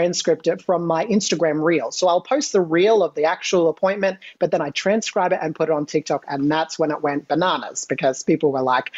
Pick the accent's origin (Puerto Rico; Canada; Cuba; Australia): Australia; Australian. Yes, I'm Australian.